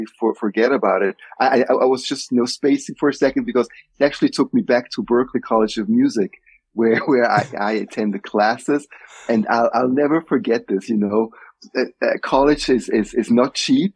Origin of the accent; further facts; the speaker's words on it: Switzerland; moved away as an adult; also born or lived in Nigeria / United States; growing up in Switzerland